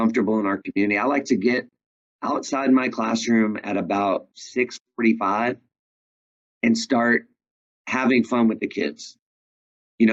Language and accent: English; New York, United States; moved away as an adult; I'm from New York